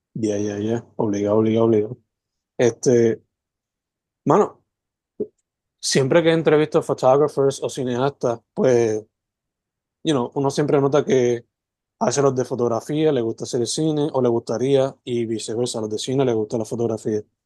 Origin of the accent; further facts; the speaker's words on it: Sabana Grande, Puerto Rico; also born or lived in San Germán / Mayagüez; yo toda la vida me crié entre Semana Grande San Germán, visitando a mi abuela, Santa Isabel, estudiando en el colegio, Somayagüe